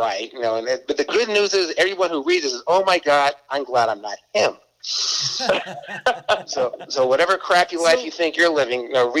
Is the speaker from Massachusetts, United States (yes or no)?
yes; Boston, Massachusetts, United States; And I'm from Boston, and we went to school in Connecticut.